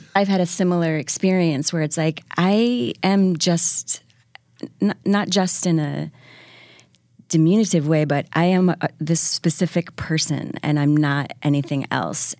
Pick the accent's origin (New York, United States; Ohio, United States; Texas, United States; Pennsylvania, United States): New York, United States; Syracuse; now in New York, United States; I was raised outside of Syracuse.